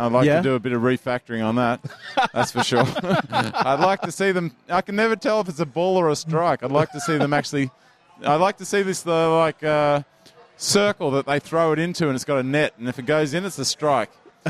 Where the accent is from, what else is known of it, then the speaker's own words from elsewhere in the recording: Australia; I'm an Aussie.